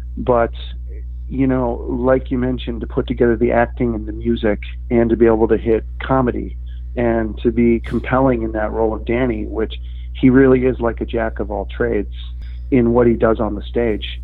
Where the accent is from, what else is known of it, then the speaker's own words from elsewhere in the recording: Milwaukee, Wisconsin, United States; moved away as an adult; also born or lived in Chicago; I'm originally from Milwaukee, but uh, I moved to Chicago um, shortly after graduating from college